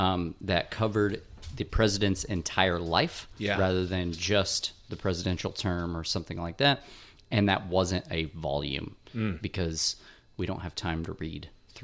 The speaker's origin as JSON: {"language": "English", "region": "Indiana", "country": "United States", "tie": "born or raised there"}